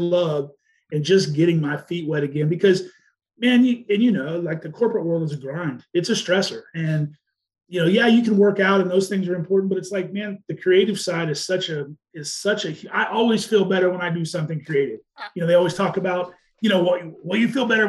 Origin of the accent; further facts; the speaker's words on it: Wichita, Kansas, United States; moved away; also born or lived in Ohio; I grew up in Wichita, Kansas